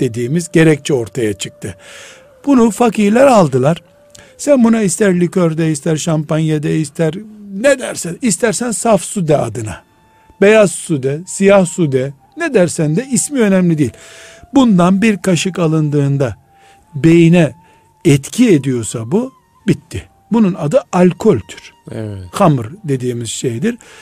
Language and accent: Turkish; Black Sea Region, Turkey; now in Istanbul, Turkey; Bizim de Karadeniz'de